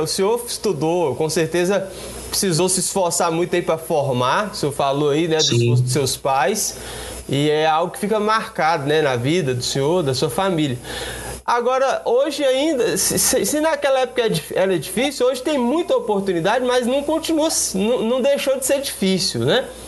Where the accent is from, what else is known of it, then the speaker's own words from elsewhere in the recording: Luziânia, Goiás, Brazil; eu também sou de Lusiana